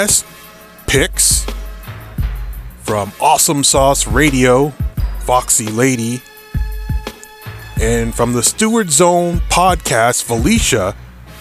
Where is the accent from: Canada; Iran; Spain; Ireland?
Canada; We're Canadian.